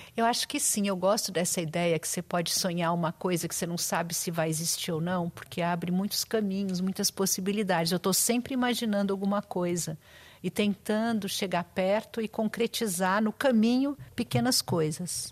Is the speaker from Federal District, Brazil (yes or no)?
no; São Paulo, Brazil; moved away as an adult; now in Rio de Janeiro, Brazil; eu sou de São Paulo